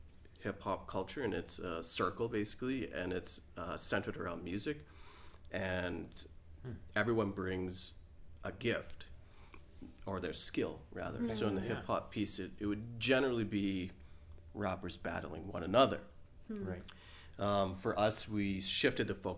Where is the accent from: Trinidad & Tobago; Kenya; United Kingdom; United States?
Trinidad & Tobago; now in Alberta, Canada; culturally I was born in Trinidad, and so I have this Caribbean flair with me